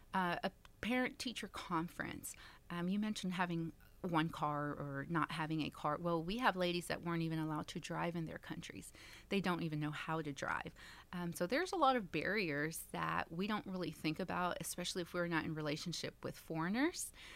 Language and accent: English; Dallas, Texas, United States; also born or lived in California; I was born in California, um, but we got here as fast as I could. Two and a half years old, and so, yeah, I grew up in Dallas